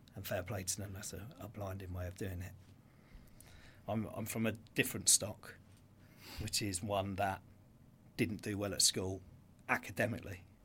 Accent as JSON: {"language": "English", "town": "Brighton", "region": "South East England", "country": "United Kingdom", "tie": "born or raised there", "said": "I grew up in Dixon Rise, Brighton."}